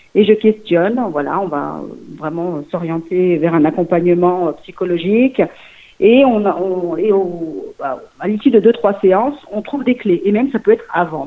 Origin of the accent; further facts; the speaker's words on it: Lyon region, Auvergne-Rhône-Alpes, France; also born or lived in Mulhouse, Haut-Rhin / Portugal (ancestry); j'ai vécu mm, toutes et mes fait mes études dans la région lyonnaise